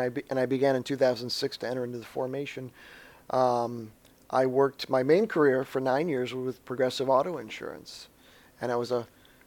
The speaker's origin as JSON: {"language": "English", "town": "Mayfield Heights", "region": "Ohio", "country": "United States", "lives_now": "Cleveland, United States", "said": "right now I presently live in Cleveland, Ohio, but I'm originally from Mayfield Heights, Ohio. It's a suburb on the east side of Cleveland, Ohio. Cleveland, Ohio, for those who don't know, is a city up on in we would say the Midwest"}